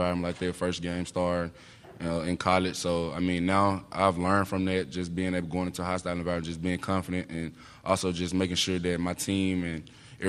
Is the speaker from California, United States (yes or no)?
no; Mississippi, United States; moved away; I'm from Mississippi